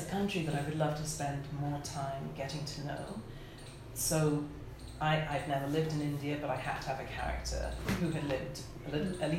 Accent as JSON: {"language": "English", "region": "Lagos", "country": "Nigeria", "tie": "born or raised there", "moved": "yes", "said": "I grew up in Nigeria when I was younger in Lagos"}